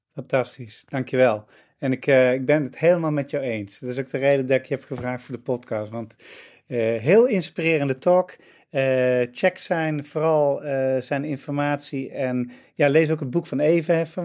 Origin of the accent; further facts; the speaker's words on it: Netherlands; Wij als Nederlanders